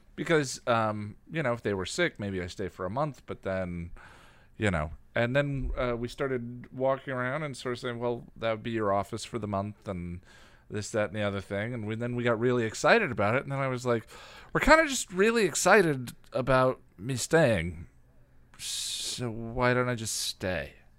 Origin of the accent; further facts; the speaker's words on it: Illinois, United States; moved away; I was born in Illinois and lived in Illinois for a while